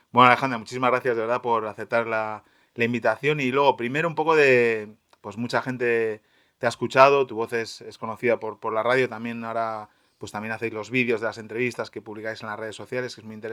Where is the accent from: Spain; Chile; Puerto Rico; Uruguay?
Spain; now in Berlin, Germany; soy español.